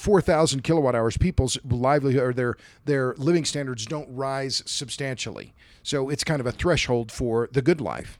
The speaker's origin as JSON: {"language": "English", "town": "Tulsa", "region": "Oklahoma", "country": "United States", "tie": "born or raised there", "said": "Tulsa's my hometown, Tulsa, Oklahoma"}